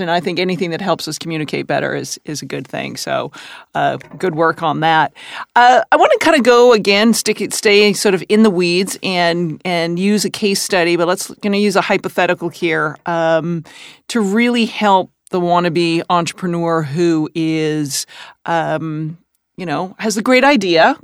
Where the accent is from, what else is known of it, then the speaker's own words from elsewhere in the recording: Canada; I'm Canadian